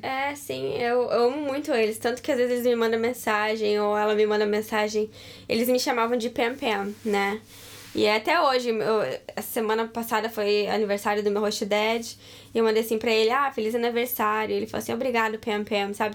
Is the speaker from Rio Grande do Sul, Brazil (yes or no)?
yes; Rio Grande do Sul, Brazil; moved away; eu tô acostumada com frio, porque lá no Rio Grande do Sul, no inverno, é bem frio